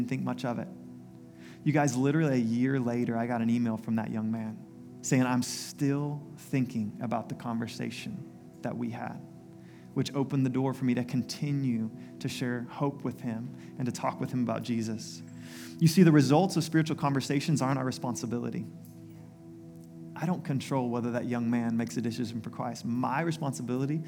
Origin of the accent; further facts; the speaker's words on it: United States; my story growing up in the U.S.